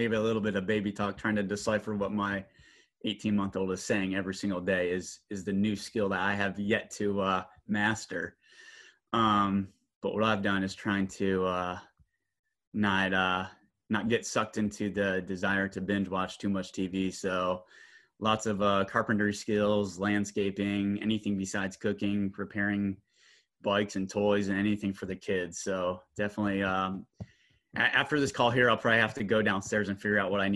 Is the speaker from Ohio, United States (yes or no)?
yes; Canton, Ohio, United States; I'm from Northeast Ohio. I'm from Canton